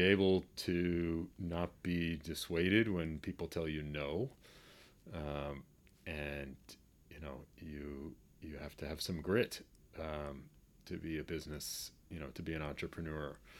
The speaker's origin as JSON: {"language": "English", "town": "Boston", "region": "Massachusetts", "country": "United States", "tie": "born or raised there", "said": "growing up in Boston and being a basketball player"}